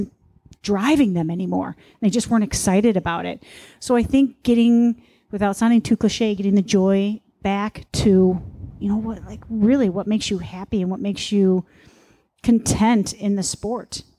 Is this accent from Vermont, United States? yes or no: no; Chicago suburbs, Illinois, United States; I'm from the Chicago suburbs too.